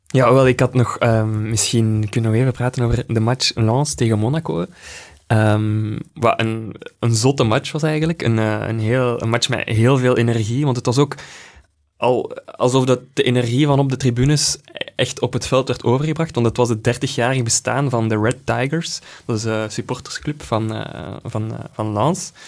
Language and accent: Dutch; Belgium